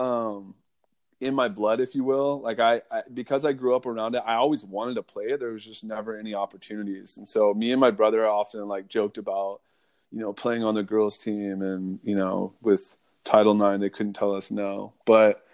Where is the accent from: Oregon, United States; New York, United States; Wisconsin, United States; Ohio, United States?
Oregon, United States; Eugene; I grew up in Eugene, Oregon